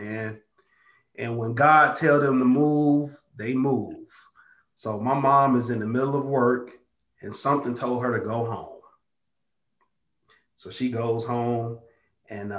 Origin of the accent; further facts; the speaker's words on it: Chicago, Illinois, United States; now in Houston, United States; I'm from the south side of Chicago